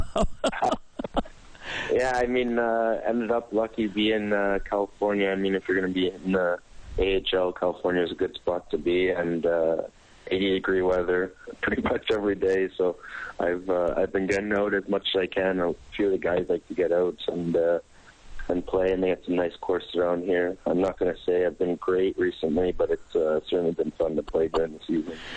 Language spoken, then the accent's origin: English; Niagara Falls, Ontario, Canada; also born or lived in St. Catharines; I grew up right around Niagara Falls and uh, St. Catharines for the most part, about an hour away from Toronto